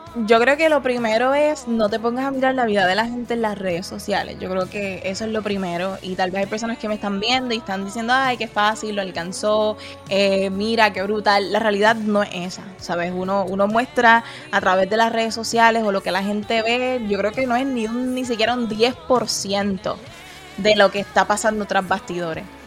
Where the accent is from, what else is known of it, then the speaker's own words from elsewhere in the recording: Puerto Rico; moved away as an adult; now in Texas, United States; yo soy puertorriqueño